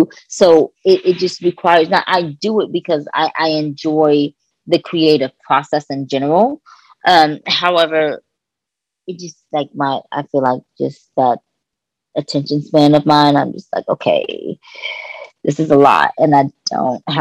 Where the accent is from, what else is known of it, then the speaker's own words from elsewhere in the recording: Kentucky, United States; moved away; also born or lived in Los Angeles; I'm from Kentucky